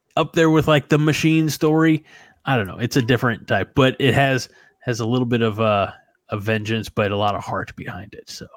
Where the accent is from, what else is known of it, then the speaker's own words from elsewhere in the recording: New Baden, Illinois, United States; also born or lived in Salem, Illinois; my hometown of New Baden